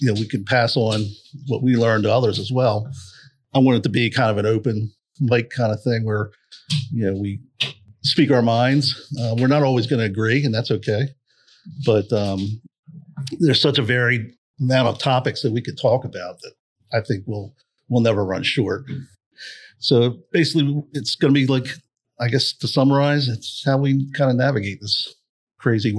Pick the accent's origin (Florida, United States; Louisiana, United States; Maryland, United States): Maryland, United States; Bel Air; we're all from Bel Air, Maryland area. In case anybody's wondering. So we're on the East Coast